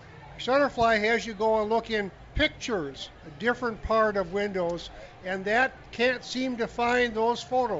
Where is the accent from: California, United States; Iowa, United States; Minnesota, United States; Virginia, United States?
Minnesota, United States; Lake Elmo; from Lake Elmo.